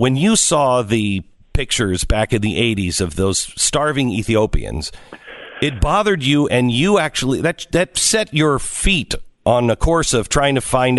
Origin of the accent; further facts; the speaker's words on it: Seattle, Washington, United States; I grew up in the Seattle area.